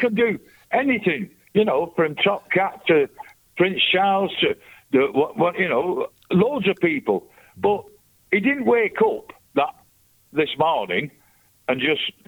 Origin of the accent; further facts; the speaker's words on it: Lancashire, North West England, United Kingdom; I'm from Lancashire.